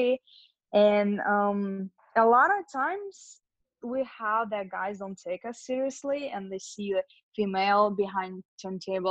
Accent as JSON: {"language": "English", "country": "Russia", "tie": "born or raised there", "also_born_or_lived": "Lithuania", "moved": "yes", "lives_now": "Los Angeles, United States", "said": "I was born in Lithuania, grew up in Russia"}